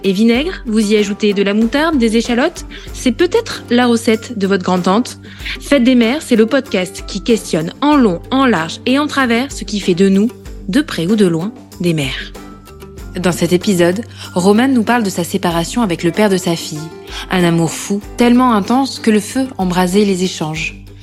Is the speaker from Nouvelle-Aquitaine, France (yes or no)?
yes; Corrèze, Nouvelle-Aquitaine, France; born or raised there; moved away as an adult; now in Paris, France